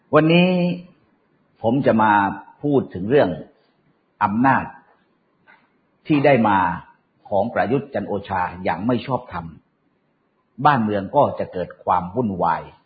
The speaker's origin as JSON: {"language": "Thai", "region": "Southern Thailand", "country": "Thailand", "said": "ผมเป็นคนใต้คนหนึ่ง"}